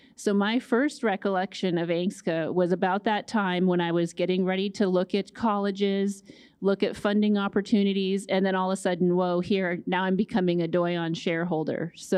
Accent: Fairbanks, Alaska, United States; I grew up in Fairbanks, spent a lot of time on the Yukon and in Nulato.

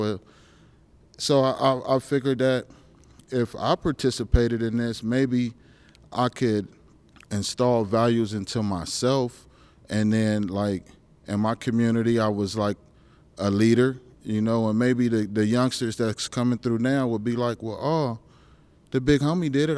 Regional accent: California, United States; now in Alaska, United States; I'm from California

